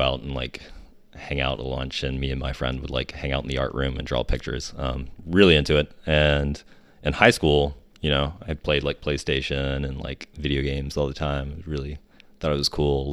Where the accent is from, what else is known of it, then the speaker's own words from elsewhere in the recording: Huntington, West Virginia, United States; moved away; also born or lived in Japan; I'm from West Virginia.